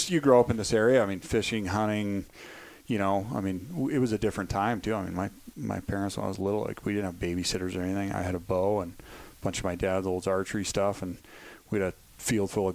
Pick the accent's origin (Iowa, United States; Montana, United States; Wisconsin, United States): Montana, United States; Livingston; now in Bozeman, United States; I grew up in Livingston, Montana. I live in Bozeman now